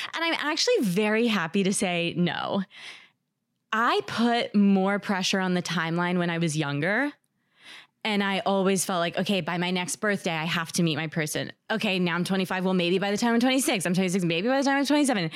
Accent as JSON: {"language": "English", "region": "New Jersey", "country": "United States", "moved": "yes", "lives_now": "New York City, United States", "said": "I live in New York City, and I'm from New Jersey"}